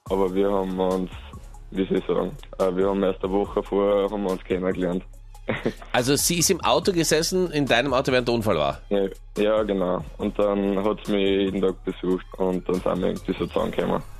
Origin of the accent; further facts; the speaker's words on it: Upper Austria, Austria; Äh, von Oberösterreich, Bezirk Monden.